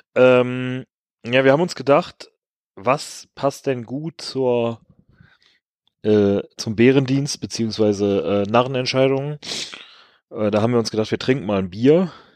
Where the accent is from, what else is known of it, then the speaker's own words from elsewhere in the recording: Rhineland, Germany; als Rheinländer